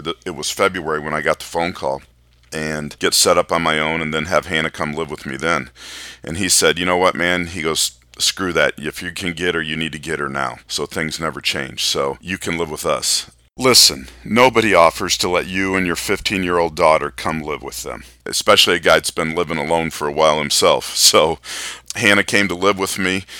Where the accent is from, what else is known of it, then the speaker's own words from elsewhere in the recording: Michigan, United States; moved away as an adult; also born or lived in Denver, Colorado; I grew up in Michigan, Um, enjoyed childhood there, loved it.